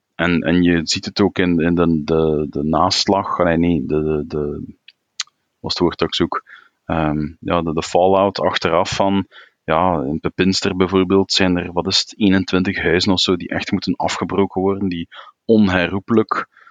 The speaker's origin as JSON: {"language": "Dutch", "country": "Belgium", "said": "België ja, is tweetalig. We hebben een, een, een, een Nederlandstalig gebied, Vlaanderen"}